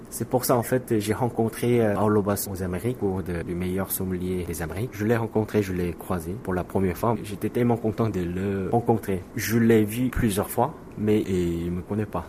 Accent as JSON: {"language": "French", "country": "South Korea", "also_born_or_lived": "France", "second_language": "French", "moved": "yes", "said": "travailler dans mon pays, en Corée du Sud"}